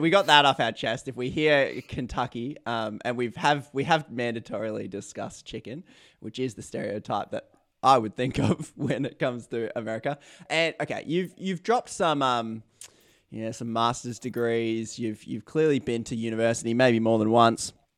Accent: Australia; As an Australian

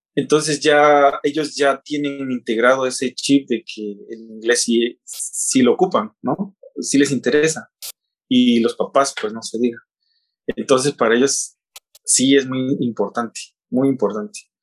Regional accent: Oaxaca, Mexico; moved away as an adult; now in China; yo nací en, Oaxaca, en una comunidad, una eh, ciudad llamada Oaxaca de León

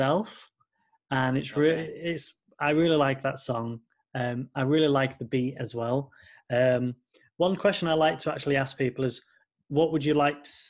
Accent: United Kingdom; I am British

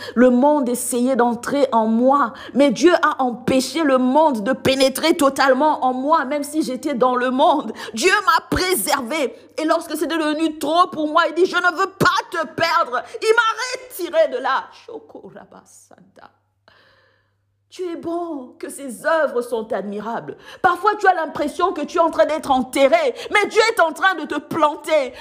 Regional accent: Gombe, Kinshasa, DR Congo; moved away as an adult; also born or lived in South Africa; now in France; là où je résidais avec ma mère, euh, au pays, à Gombe

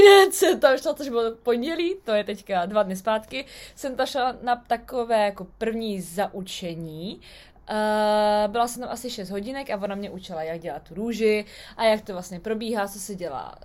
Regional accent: Czechia; now in United Kingdom; u nás v Čechách

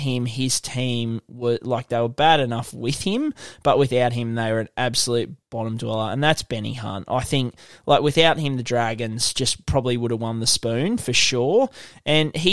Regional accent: Queensland, Australia; as a Queenslander

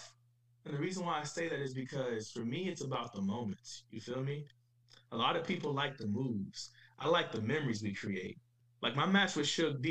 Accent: Cleveland, Ohio, United States; I'm from Cleveland, so I put on for my city

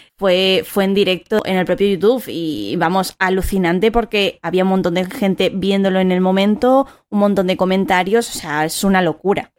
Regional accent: Madrid, Community of Madrid, Spain; soy de Madrid

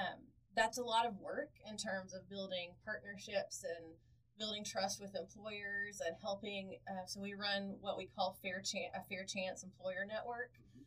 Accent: Oklahoma, United States; we know that I grew up in Southwest Oklahoma.

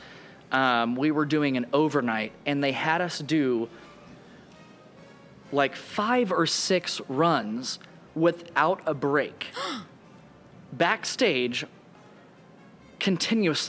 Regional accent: Oklahoma, United States; moved away; I'm from Oklahoma. I was born in the middle of nowhere, and I, like, my grandparents had a farm. Like, when I tell you I'm a country kid, I'm a country kid.

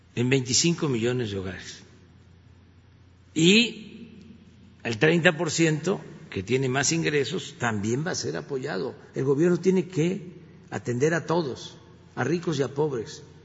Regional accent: Tabasco, Mexico; soy tabasqueño y soy veracruzano, porque mi papá era de Veracruz

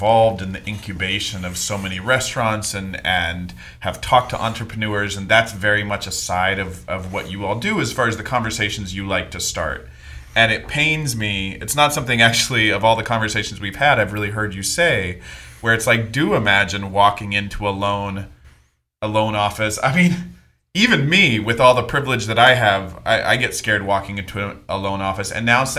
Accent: Oregon, United States; I'm from Oregon.

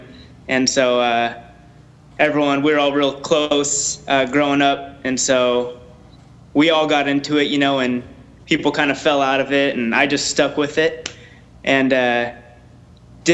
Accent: Orange County, California, United States; we're both from Orange County

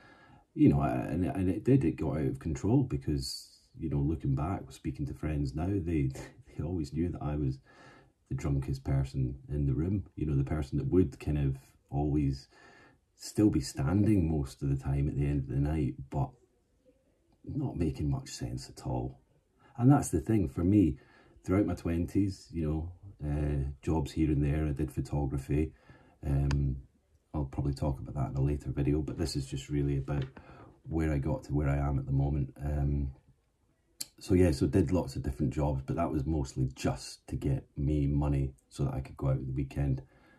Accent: Glasgow, Scotland, United Kingdom; moved away as an adult; also born or lived in Aberdeen / Cambridgeshire / Manchester / Isle of Man; growing up in Glasgow in, you know, the 90s

